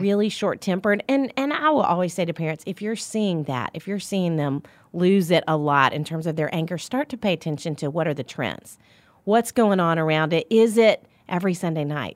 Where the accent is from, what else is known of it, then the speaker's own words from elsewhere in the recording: Little Rock, Arkansas, United States; moved away as an adult; now in Nashville, United States; I'm from Little Rock, Arkansas.